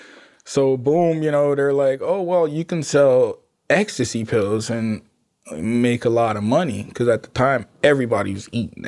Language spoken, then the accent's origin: English; Jamaica; Y'all, I'm Jamaican. That's like, you know what I mean? It's like a natural thing.